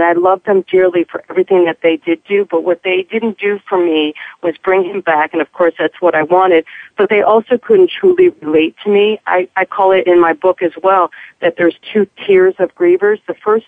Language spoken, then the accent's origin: English; East Coast, United States; moved away as an adult; also born or lived in Kansas City; I'm originally from the East Coast